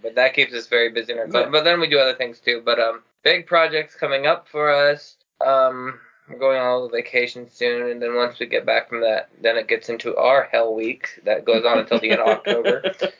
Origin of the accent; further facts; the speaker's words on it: Midwest, United States; because we're from the Midwest originally, so we say Aunt.